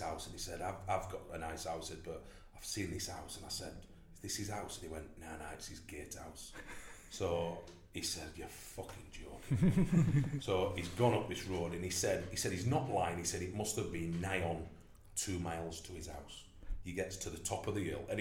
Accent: Barnsley, Yorkshire and the Humber, United Kingdom; I'm from Barnsley.

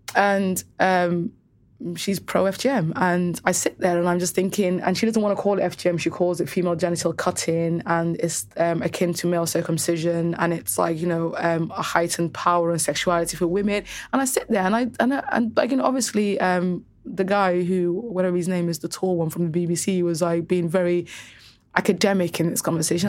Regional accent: Cardiff, Wales, United Kingdom; also born or lived in Somaliland; growing up in Cardiff specifically, every single girl that I knew had F G M.

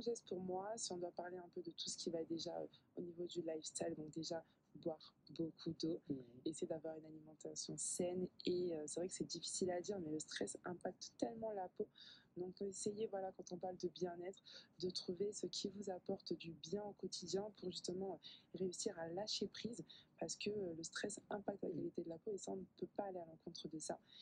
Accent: a small village in the south of France, southern France, France; moved away as an adult; also born or lived in Paris, France / Congo (ancestry); now in Martinique; j'ai grandi en fait dans un petit village dans le sud de la France

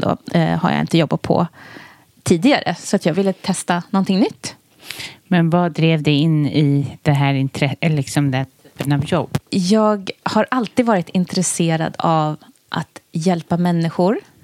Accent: Stockholm, Stockholm County, Sweden; är uppväxt i Tensta, mm. en förort till, till Stockholm

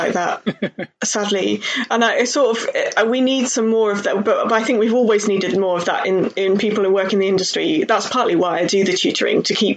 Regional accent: Cheltenham, South West England, United Kingdom; I grew up in Cheltenham, so in the Cheltenham, Gloucestershire kind of area.

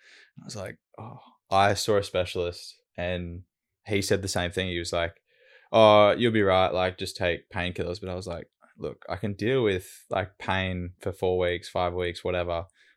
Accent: Brisbane, Queensland, Australia; So I've grown up in Brizzy and lived in Brizzy my whole life on the south side of Brizzy.

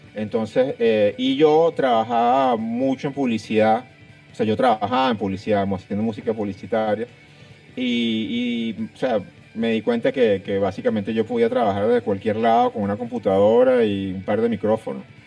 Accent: Caracas, Capital District, Venezuela; moved away; nací en Los Ruices, en la avenida principal de Montecristo, frente al Canal 8

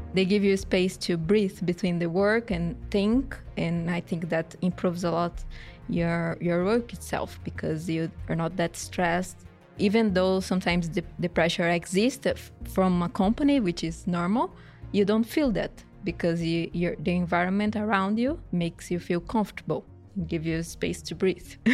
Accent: Brazil; moved away as an adult; now in Sweden; I'm from Brazil

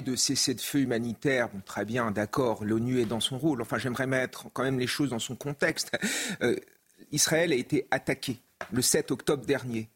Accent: France; Moi, en tant que Français

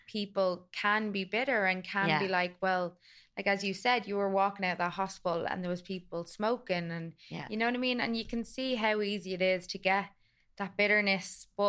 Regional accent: Dublin, Leinster, Ireland; born there; I was born in the Rotunda and my nanny was upstairs getting having a hysterectomy.

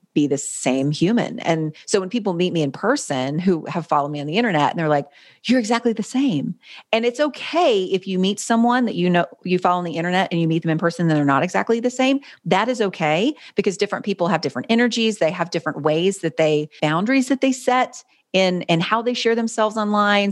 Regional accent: North Carolina, United States; grew up in North Carolina. I was, I've lived in the same city my whole life

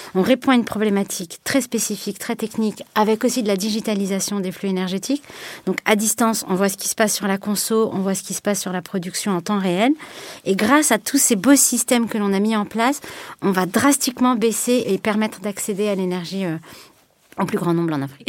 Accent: France; je me sens peut-être en tant que Française

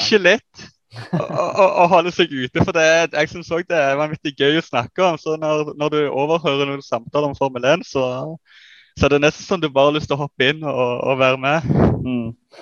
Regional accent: Netherlands; now in Sandnes, Norway; Sjøl er jeg nederlender

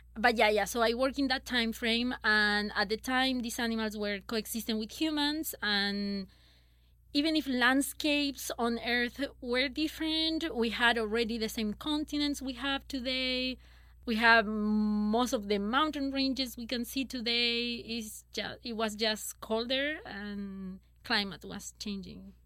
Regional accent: Chile; moved away as an adult; I'm from Chile

